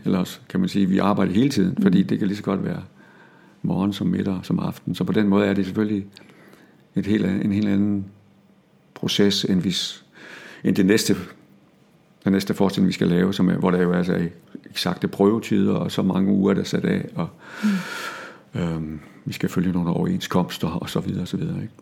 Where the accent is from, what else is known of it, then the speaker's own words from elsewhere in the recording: Denmark; accent: Jutlandic; jeg talte jysk